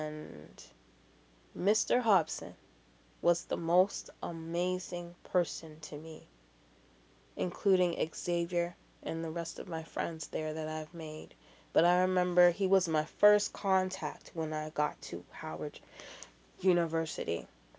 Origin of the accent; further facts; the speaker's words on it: Canada; accent: American; And I'm like, I'm from Canada. And he's like, but you got an American accent. And I'm like, yeah, I know I do. I have a lot of family down here.